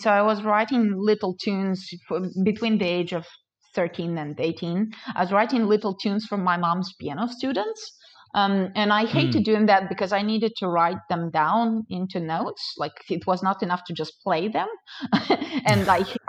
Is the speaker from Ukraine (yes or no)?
yes; Ukraine; moved away; I indeed was born and raised in Ukraine.